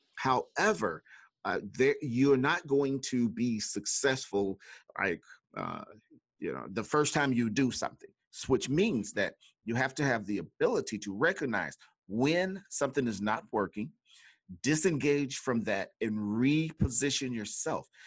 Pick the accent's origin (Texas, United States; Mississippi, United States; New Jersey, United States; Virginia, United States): Mississippi, United States; now in Chicago, United States; I was actually born in Mississippi, that great state with the, uh, a bunch of S's